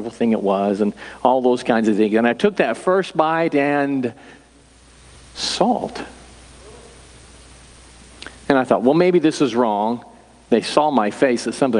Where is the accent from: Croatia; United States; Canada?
United States; Humansville, Missouri; I grew up in Humansville, and that's nowhere